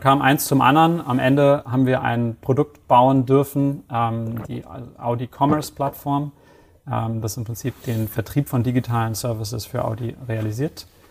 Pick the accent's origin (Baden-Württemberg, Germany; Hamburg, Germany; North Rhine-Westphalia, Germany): Hamburg, Germany; moved away as an adult; now in Bavaria, Germany; bin 33 Jahre alt, gebürtiger Hamburger. Ähm, wohne jetzt